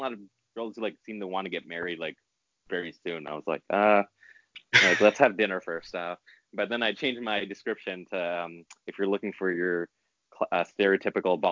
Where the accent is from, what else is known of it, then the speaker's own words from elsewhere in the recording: New York City, New York, United States; I grew up in New York City